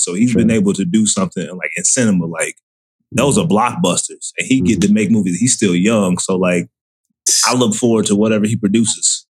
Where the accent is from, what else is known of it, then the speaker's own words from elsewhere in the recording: Florida, United States; moved away; I was born in Florida, so I spent a lot of time like in South Florida